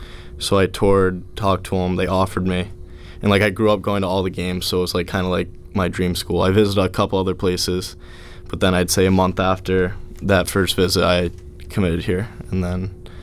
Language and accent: English; Southington, Connecticut, United States; So I'm from Southington, Connecticut. I've been playing hockey in Connecticut my whole life.